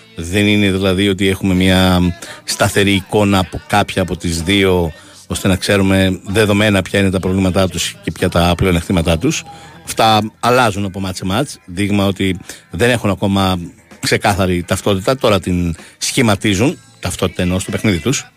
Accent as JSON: {"language": "Greek", "town": "Vyronas", "region": "Attica", "country": "Greece", "said": "Εγώ είμαι από το Βύρο"}